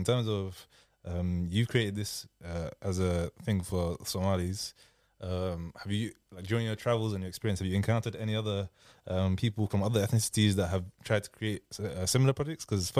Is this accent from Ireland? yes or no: no; Ghana; I'm from a Ghanaian, bro.